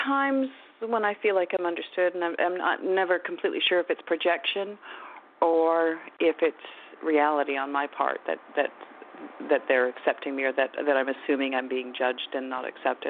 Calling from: Vancouver, British Columbia, Canada; I'm calling from Vancouver area in British Columbia in Canada.

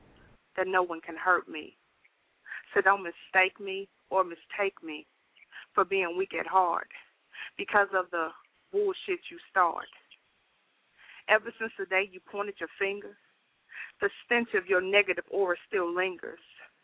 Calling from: Nashville, Tennessee, United States; I'm calling from Nashville.

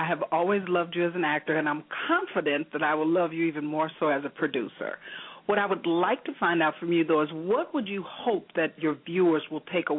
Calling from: Homewood, Illinois, United States; I'm calling from Homewood, Illinois.

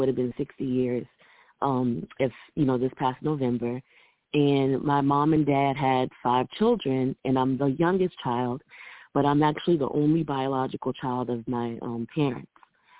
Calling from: Columbia, South Carolina, United States; I'm calling in from Columbia, South Carolina.

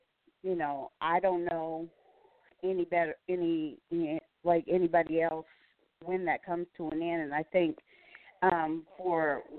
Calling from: Gainesville, Virginia, United States; from Gainesville, Virginia.

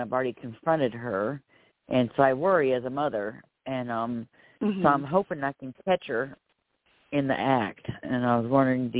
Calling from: Florida, United States; I'm calling from Florida.

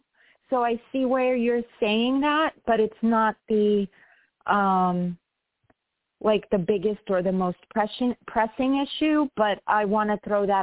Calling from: New York, United States; from New York.

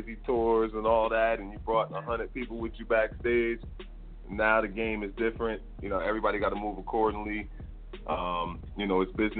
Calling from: Bloomfield, New Jersey, United States; also born or lived in New Brunswick; I'm calling from New Jersey

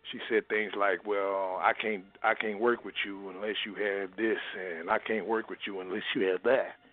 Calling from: Minnesota, United States; I'm calling from Minnesota.

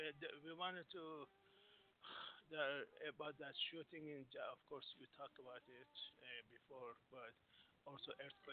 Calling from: Singapore; Yeah, this is … from Singapore, my dear.

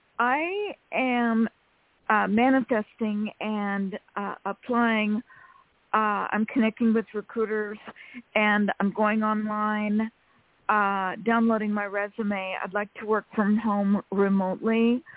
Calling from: California, United States; from California.

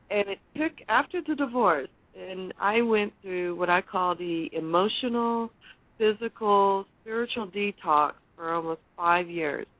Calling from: Marina, California, United States; I'm calling from Mar- Marina, California

